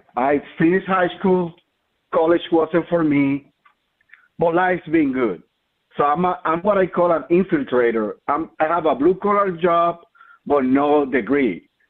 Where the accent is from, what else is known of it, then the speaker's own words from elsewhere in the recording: Colombia; moved away; And I'm from Colombia